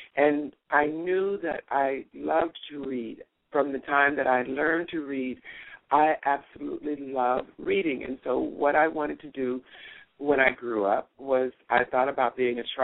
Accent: Los Angeles, California, United States; moved away as an adult; also born or lived in Shreveport, Louisiana / Africa / Tunisia; now in Panama; I was born in Shreveport, and my parents moved to Los Angeles when I was 3 years old

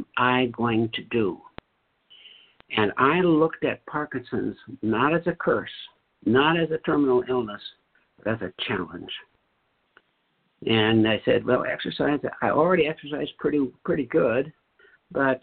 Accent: North Dakota, United States; I grew up in North Dakota

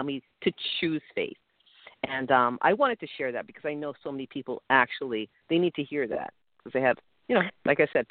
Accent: New York City, New York, United States; now in New Jersey, United States; I grew up in Brooklyn. I love Brooklyn.

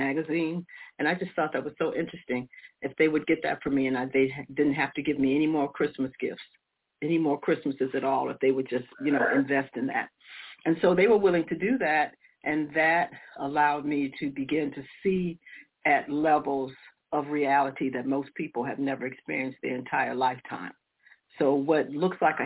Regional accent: United States; also born or lived in Detroit, Michigan / Chicago, Illinois; I grew up in Detroit and Chicago

